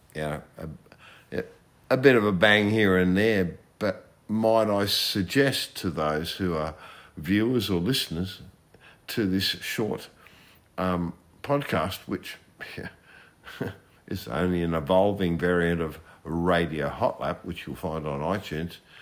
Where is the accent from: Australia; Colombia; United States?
Australia; I'm an Australian